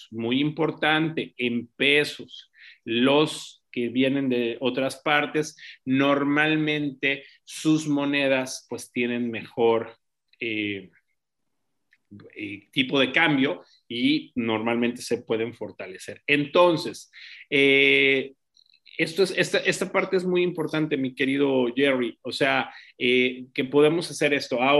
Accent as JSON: {"language": "Spanish", "region": "Mexico City", "country": "Mexico", "tie": "born or raised there", "also_born_or_lived": "Veracruz, Mexico", "moved": "yes", "said": "yo soy originario de la Ciudad de México, pero viví eh, muchos años en Veracruz"}